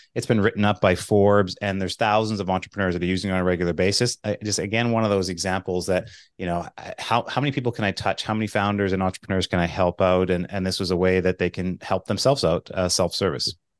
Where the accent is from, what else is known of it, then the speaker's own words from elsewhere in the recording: Manitoba, Canada; I'm from Manitoba, so it's cold in Canada